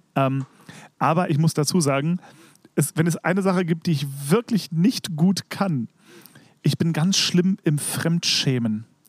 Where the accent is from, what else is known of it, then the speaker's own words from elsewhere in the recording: Berlin, Germany; ich war ja als Kind im Staats- und Domchor Berlin